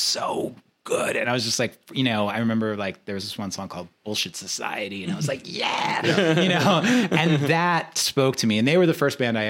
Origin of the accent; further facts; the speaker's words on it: New York City, New York, United States; I grew up in Queens